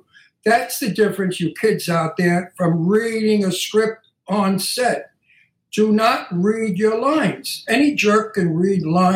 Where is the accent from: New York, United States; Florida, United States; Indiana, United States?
New York, United States; New York City; I'm from Brooklyn and I grew up with the mafia